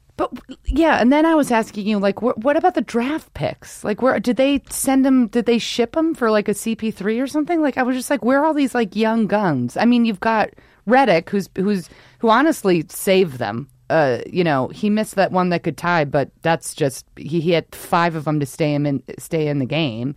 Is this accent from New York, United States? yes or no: yes; New York, United States; moved away; also born or lived in Rhode Island; I'm from New York, so you're born and raised to hate everything